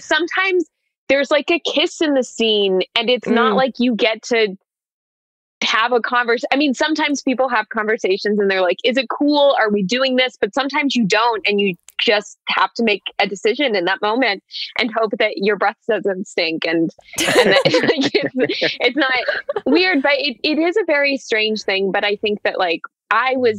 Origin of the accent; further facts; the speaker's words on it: Colorado, United States; now in Los Angeles, United States; I grew up in Colorado and no one I knew was in the business at all.